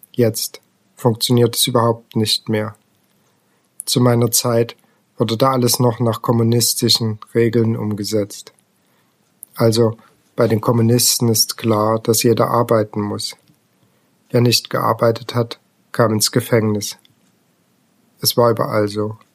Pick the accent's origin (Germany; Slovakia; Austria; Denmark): Slovakia; Rimavská Sobota, Banská Bystrica Region; Ich bin in der Slowakei geboren, in Rimavska Sobota, in einem Roma-Viertel. Meine Mutter hat gearbeitet, mein Vater nicht. Ich bin sehr gut aufgewachsen